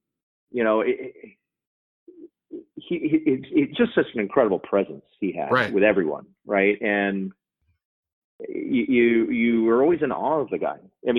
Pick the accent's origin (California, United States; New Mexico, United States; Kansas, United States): New Mexico, United States; Albuquerque; moved away; I grew up in Albuquerque, New Mexico, which back in the 80s.